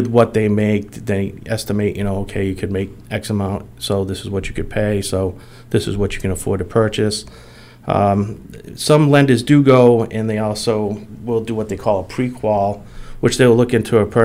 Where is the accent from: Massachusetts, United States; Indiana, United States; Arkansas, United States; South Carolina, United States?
Massachusetts, United States; Attleboro; I was born and raised here in Attleboro. I've been a lifelong resident for many years